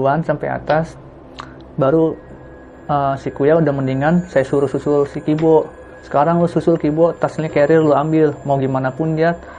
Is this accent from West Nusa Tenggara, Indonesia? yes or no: no; Bekasi, West Java, Indonesia; Saya berasal dari Tambun, Bekasi. Jauh.